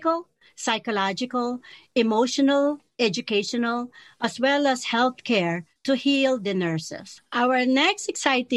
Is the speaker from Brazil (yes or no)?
no; Philippines; now in United States; I am a Filipino